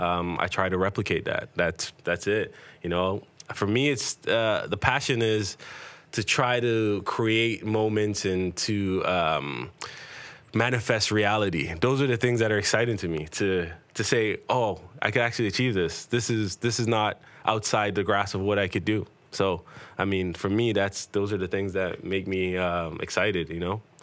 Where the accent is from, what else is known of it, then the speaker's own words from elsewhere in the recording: Toronto, Ontario, Canada; growing up in Toronto